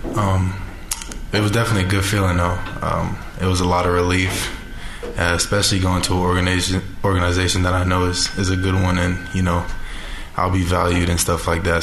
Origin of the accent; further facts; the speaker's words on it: Orlando, Florida, United States; moved away as an adult; now in Salt Lake City, United States; I'm from Orlando